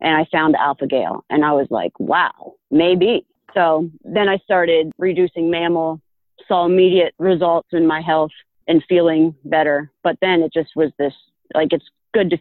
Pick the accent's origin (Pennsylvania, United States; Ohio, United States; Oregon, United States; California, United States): Pennsylvania, United States; I grew up in Pennsylvania